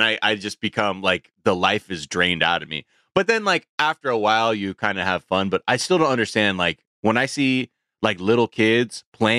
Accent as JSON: {"language": "English", "town": "Los Angeles", "region": "California", "country": "United States", "said": "I'm spoiled. Because I'm from Los Angeles."}